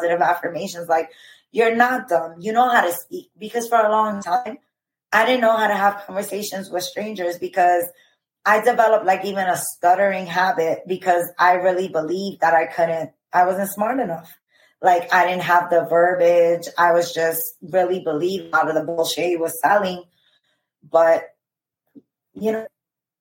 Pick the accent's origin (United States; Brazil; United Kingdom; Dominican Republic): Dominican Republic; I'm from the Dominican Republic